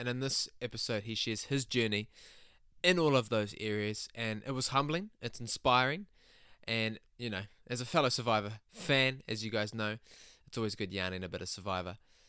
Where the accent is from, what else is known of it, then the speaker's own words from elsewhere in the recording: Whangamata, Waikato, New Zealand; now in Auckland, New Zealand; I'm from Whangamata, and everything major that always used to happen felt so far away.